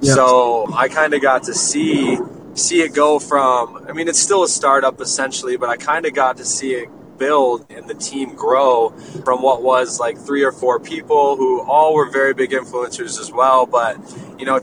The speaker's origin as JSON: {"language": "English", "town": "Jackson", "region": "Michigan", "country": "United States", "moved": "yes", "said": "I'm from Michigan originally, a small town like 45 minutes west of Detroit called Jackson."}